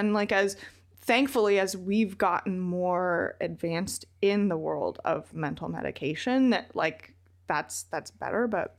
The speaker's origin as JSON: {"language": "English", "town": "Athens", "region": "Georgia", "country": "United States", "tie": "born or raised there", "also_born_or_lived": "Reno", "said": "when I was five and we moved from Reno to Athens, Georgia, where my dad had gotten a job as a postdoc at the University of Georgia."}